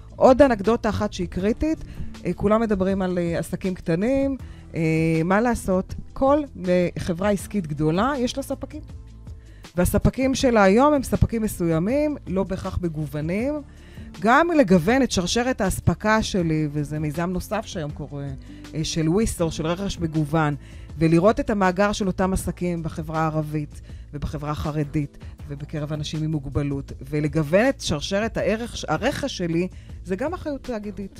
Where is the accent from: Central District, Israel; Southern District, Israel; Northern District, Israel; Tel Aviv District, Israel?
Northern District, Israel; Acre; now in Haifa, Israel; ואני גדלתי בעכו